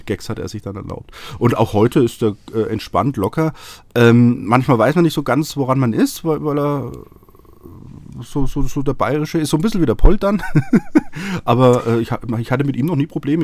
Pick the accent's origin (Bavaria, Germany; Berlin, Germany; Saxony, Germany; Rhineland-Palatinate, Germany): Bavaria, Germany; Franconia; now in Munich, Germany; ich bin ja aus Franken, ja. Also Nordbayern für Norddeutsche sozusagen.